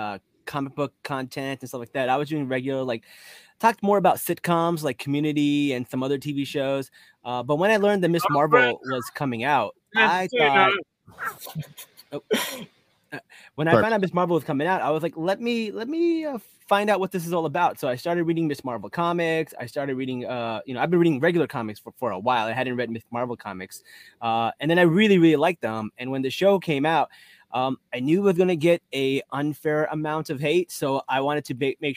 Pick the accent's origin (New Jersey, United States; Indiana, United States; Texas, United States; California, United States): New Jersey, United States; I'm from Jersey